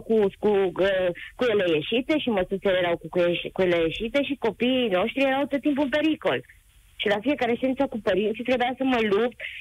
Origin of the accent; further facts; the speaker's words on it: Covasna County, Romania; din uh, județul Covasna